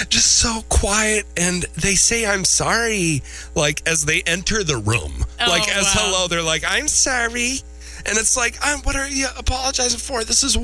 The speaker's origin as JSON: {"language": "English", "region": "Minnesota", "country": "United States", "said": "I'm from Minnesota."}